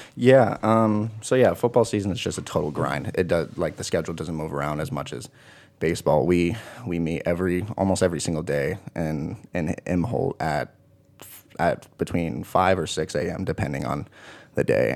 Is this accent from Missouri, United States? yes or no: no; Kingston, Washington, United States; moved away as an adult; also born or lived in Port Gamble S'Klallam Reservation, Washington; now in Morris, United States; I'm from Washington State. Um, from another small town called, uh, Kingston